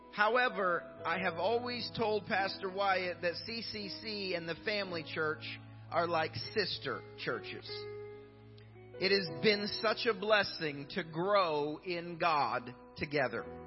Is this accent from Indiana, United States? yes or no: yes; Indiana, United States; I grew up in Indiana